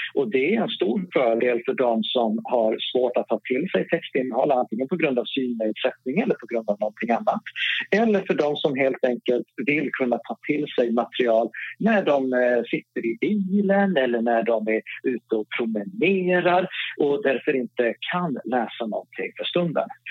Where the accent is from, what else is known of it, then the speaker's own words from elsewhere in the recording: Norrland, Sweden; accent: Norrland R; Jag har norrländska R, jag har inte Stockholms R